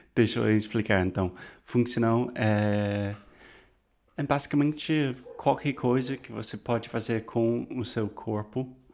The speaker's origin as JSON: {"language": "Portuguese", "country": "United States", "second_language": "Portuguese", "said": "eu sou americano"}